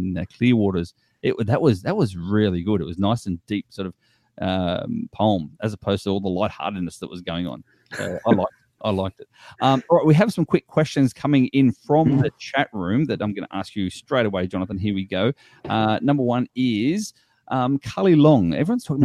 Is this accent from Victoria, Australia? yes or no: no; Wollongong, New South Wales, Australia; I'm from Wollongong myself, so I know that Wollongong is very, very diverse in multicultural society.